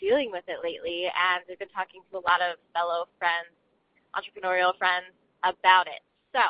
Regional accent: Chicago, Illinois, United States; now in Raleigh, United States; I'm from Raleigh, North Carolina, originally from the Chicago area.

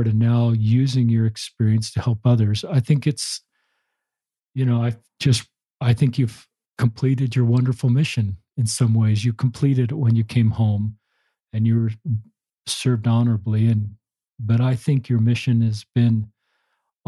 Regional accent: Utah, United States; I grew up in Utah

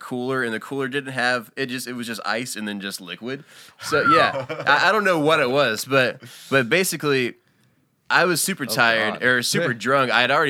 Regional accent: North Carolina, United States; my hometown in North Carolina

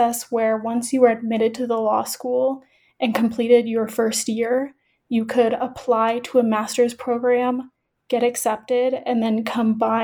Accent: central Illinois, United States; moved away as an adult; now in Denver, United States; I am originally from Illinois, born and raised in central Illinois.

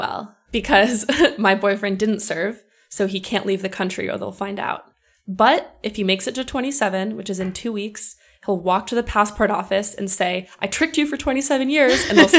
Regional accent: Los Angeles, California, United States; moved away as an adult; now in St. Petersburg, Russia; from Los Angeles, living in St. Petersburg. And I got here a year ago

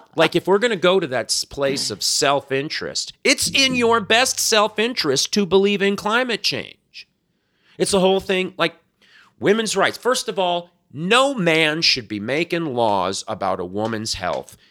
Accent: South Florida, United States; moved away; when I was growing up in South Florida

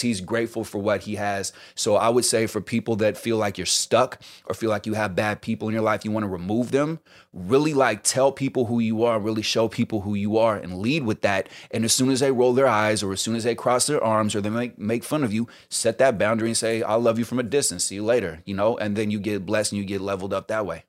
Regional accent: the Bay Area, California, United States; also born or lived in New York; now in Los Angeles, United States; I'm originally from the Bay

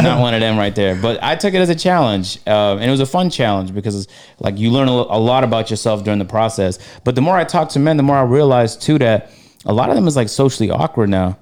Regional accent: Canada; now in United States; I'm from Canada, so uh, I love Canada with a passion. I'm gonna move back to when I make, when I get my money up

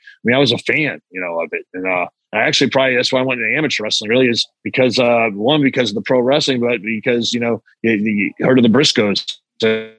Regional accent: Oklahoma, United States; I'm growing up in Oklahoma at the time

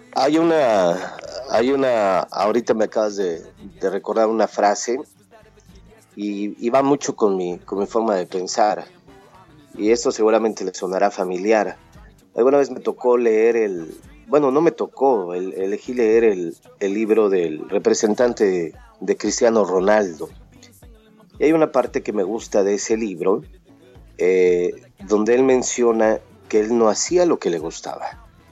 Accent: Mexico; moved away as an adult; now in United States; Al llegar a los Estados Unidos y, cuando me fui de México

